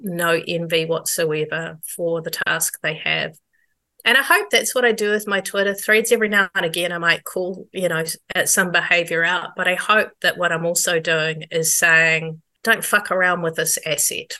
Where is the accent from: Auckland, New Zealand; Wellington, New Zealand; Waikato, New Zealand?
Wellington, New Zealand; we grew up in Wellington